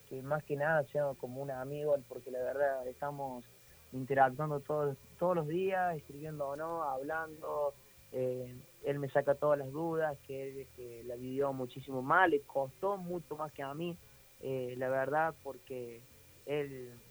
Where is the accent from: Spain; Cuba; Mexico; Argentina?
Argentina; Córdoba; now in Saldán, Argentina; yo vivo en Saldan, me crié de chiquito en Nueva Italia, ahí en el canche de Racing.